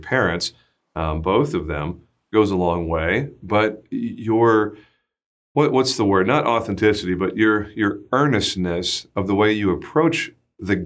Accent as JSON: {"language": "English", "region": "Texas", "country": "United States", "said": "I'm from Texas, I'm from the South, and most people are very polite down here"}